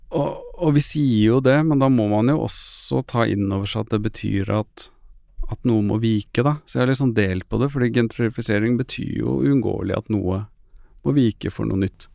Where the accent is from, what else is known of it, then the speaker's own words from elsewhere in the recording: Oslo, Norway; moved away; så lenge jeg føler at jeg er fra Groruddalen, så er jeg fortsatt fra Groruddalen